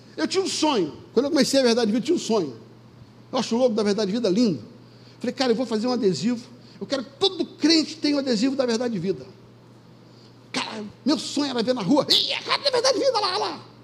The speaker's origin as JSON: {"language": "Portuguese", "region": "Rio de Janeiro", "country": "Brazil", "tie": "born or raised there", "said": "quando eu era garoto pequeno, lá no Vidigal"}